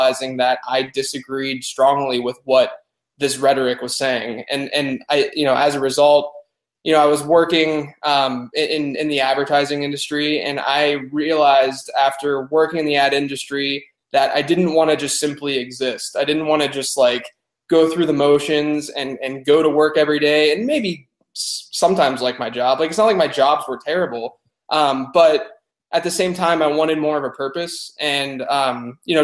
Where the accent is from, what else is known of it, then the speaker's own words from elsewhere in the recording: Pittsburgh, Pennsylvania, United States; moved away as an adult; now in Charlotte, United States; I grew up in Pittsburgh, born and raised whole life until after college